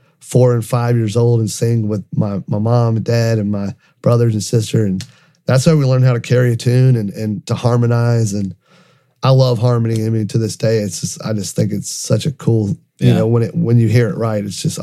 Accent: North Carolina, United States; also born or lived in Lynchburg, Virginia; So we grew up in North Carolina. All my family's in Lenore and Boone, North Carolina, in the mountains, and grew up in a very musical family.

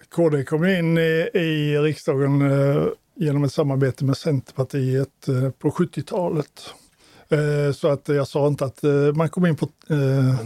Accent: Småland, Sweden; now in Malmö, Sweden; jag är inte född skåning, jag är en smålänning

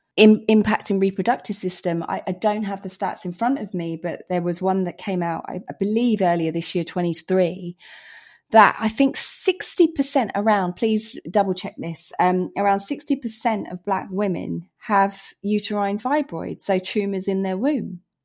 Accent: Hertfordshire, East of England, United Kingdom; Britain, Hertfordshire

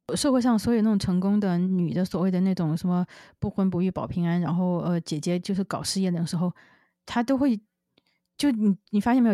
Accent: China; now in United States; 我中，中国人啊

